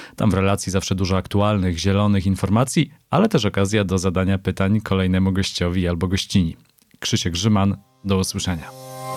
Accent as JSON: {"language": "Polish", "region": "Silesian Voivodeship", "country": "Poland", "moved": "yes", "lives_now": "Warsaw, Poland", "said": "jestem z pochodzenia Ślązakiem, z wyboru warszawiakiem"}